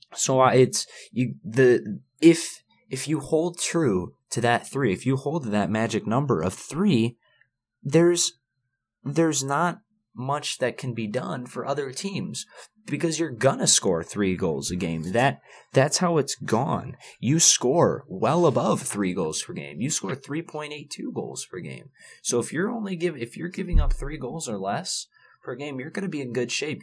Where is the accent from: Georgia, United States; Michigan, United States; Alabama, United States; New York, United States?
Michigan, United States; Ashton Calder's from my home state